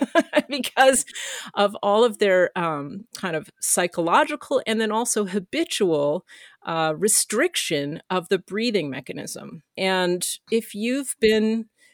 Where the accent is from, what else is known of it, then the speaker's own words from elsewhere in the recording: Canada; as a Canadian